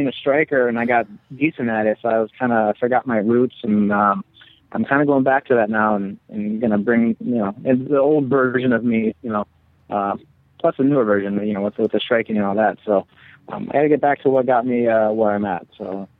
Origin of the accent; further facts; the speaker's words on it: Eugene, Oregon, United States; also born or lived in Chicago; I grew up in Eugene